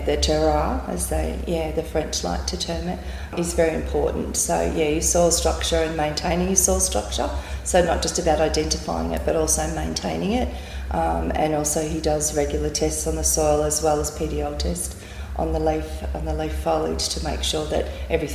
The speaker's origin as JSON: {"language": "English", "town": "Deniliquin", "region": "New South Wales", "country": "Australia", "moved": "yes", "lives_now": "Beechworth, Australia", "said": "we're originally from Deniliquin"}